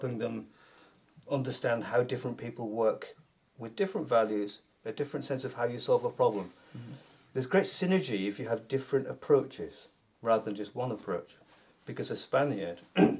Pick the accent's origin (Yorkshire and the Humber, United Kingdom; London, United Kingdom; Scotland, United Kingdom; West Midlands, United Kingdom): Yorkshire and the Humber, United Kingdom; moved away as an adult; also born or lived in South of England; now in Northern Ireland, United Kingdom; Well, I grew up talking like this because I grew up in Yorkshire. And then one goes down south in England to learn how to be a teacher.